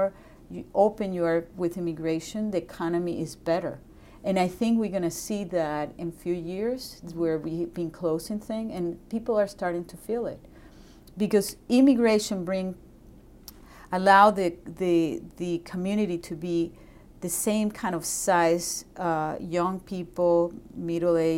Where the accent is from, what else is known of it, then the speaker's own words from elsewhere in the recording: Venezuela; English is a second language; moved away as an adult; also born or lived in Boston; now in United States; I'm from Venezuela